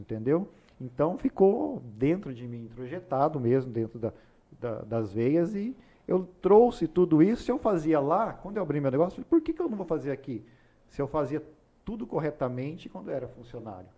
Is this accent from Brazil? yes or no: yes; Ourinhos, São Paulo, Brazil; moved away as an adult; now in Rondonópolis, Brazil; eu nasci em Ourinhos, interior de São Paulo. É uma cidade hoje de pouco mais de 100 mil habitantes. Quando eu morei lá até 2006, quando me mudei para Rondonópolis